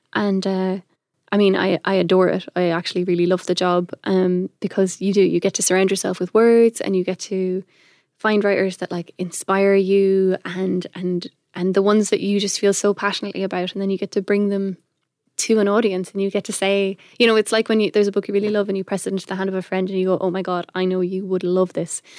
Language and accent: English; Ireland; also born or lived in Belgium; I'm not originally from Ireland, I'm a Belgian citizen, but we moved here when I was five. So I'm like Irish by formation